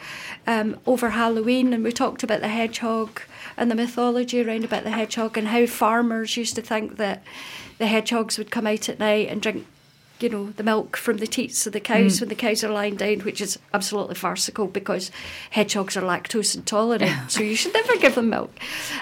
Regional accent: Scotland, United Kingdom; I'm Scottish.

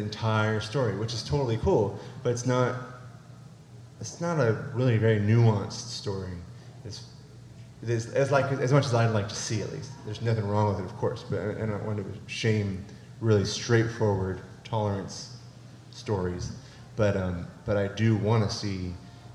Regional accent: California, United States; also born or lived in Arkansas; now in Dardanelle, Arkansas, United States; I'm originally from California

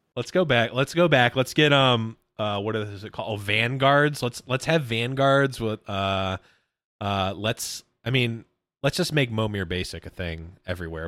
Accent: Buffalo, New York, United States; I'm from Buffalo, New York

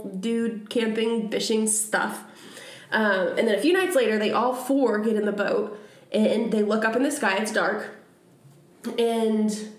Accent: Maine, United States; accent: Maine; I feel like I need to say this all in my main accent.

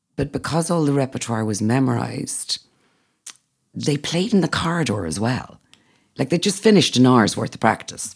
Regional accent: Northern Ireland, United Kingdom; now in Athenry, Ireland; I'm Northern Irish

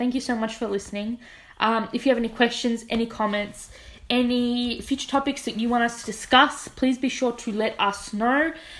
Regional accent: Keilor, Victoria, Australia; I'm a Keilor kid at heart, man. I know about the western suburbs. I'm from Keilor. My family is one of the old school original families from Keilor Village.

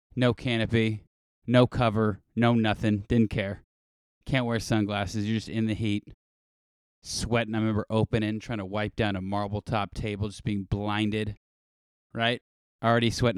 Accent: Los Angeles, California, United States; Grew up, born and raised in L

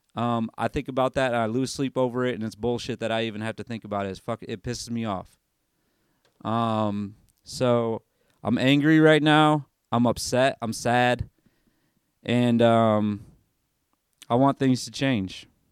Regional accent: Michigan, United States; moved away as an adult; now in Tennessee, United States; I grew up in Michigan

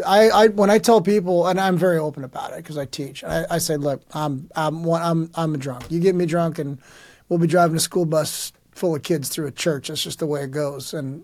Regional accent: San Diego, California, United States; moved away as an adult; also born or lived in Berkeley, California; now in Portland, United States; I was born in Berkeley and then raised in San Diego.

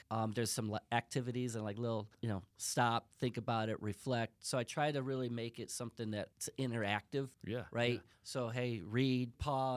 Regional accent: Chicago, Illinois, United States; I'm from Chicago.

